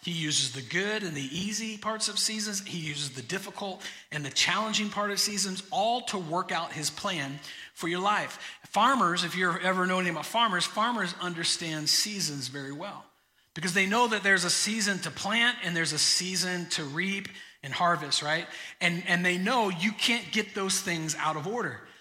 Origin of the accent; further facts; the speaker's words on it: Florida, United States; moved away; I grew up in Florida.